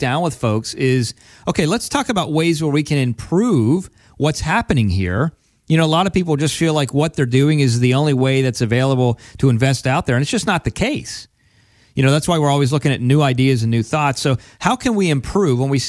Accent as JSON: {"language": "English", "region": "Pennsylvania", "country": "United States", "tie": "born or raised there", "said": "I grew up from in Penn State land, right? Right. Pennsylvania, so big Penn State fan."}